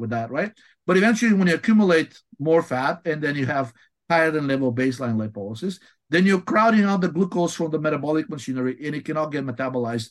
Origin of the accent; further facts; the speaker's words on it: Bulgaria; moved away as an adult; also born or lived in Washington, D.C.; now in United States; I'm originally from Bulgaria